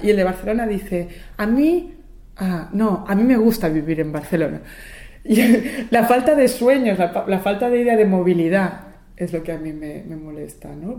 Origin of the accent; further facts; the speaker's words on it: Buenos Aires, Argentina; yo nací en Buenos Aires